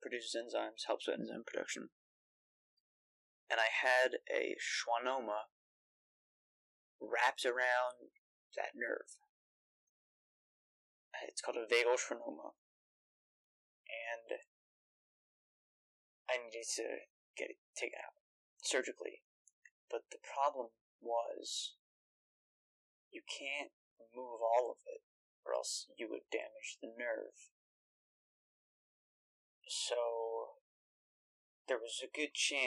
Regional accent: New York, United States; I'm from New York

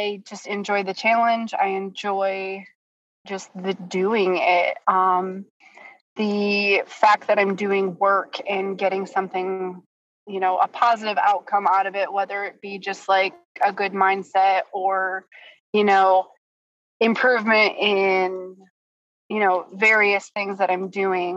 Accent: Michigan, United States; moved away as an adult; also born or lived in Virginia Beach, Virginia; now in Portsmouth, United States; I am from Michigan originally. I moved to Virginia about 10 and a half years ago

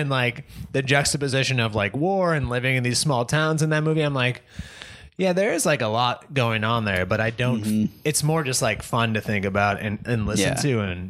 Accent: United States; we are Americans. Like we're not Irish.

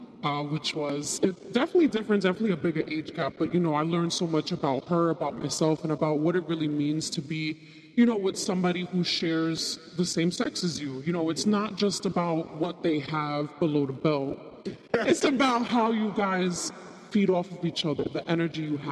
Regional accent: New York, United States; I'm a New Yorker

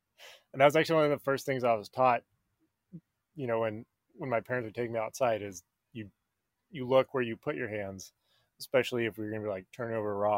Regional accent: Medford, Oregon, United States; moved away as an adult; also born or lived in Wisconsin; my spiders all came from Medford. That's my hometown.

